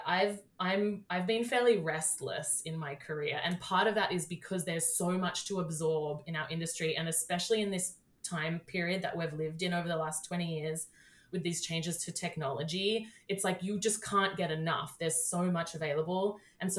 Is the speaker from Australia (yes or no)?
yes; Australia; moved away as an adult; now in United States; I grew up in Australia and started my career there, and then I moved here 6 years ago.